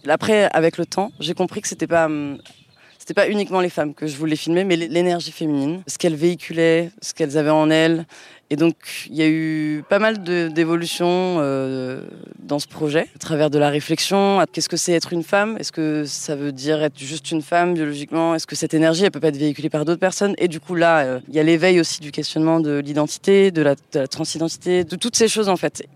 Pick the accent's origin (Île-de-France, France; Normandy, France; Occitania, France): Île-de-France, France; Paris; moved away as an adult; now in Marseille, France; je suis marseillaise depuis 8 ans du coup maintenant donc euh, anciennement parisienne